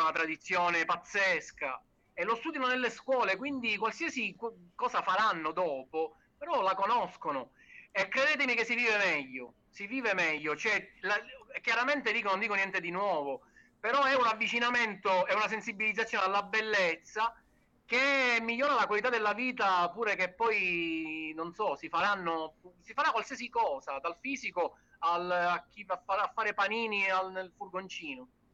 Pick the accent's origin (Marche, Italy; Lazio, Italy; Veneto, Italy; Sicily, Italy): Sicily, Italy; noi da siciliani, diciamo, eh, come dire, siamo molto legati al territorio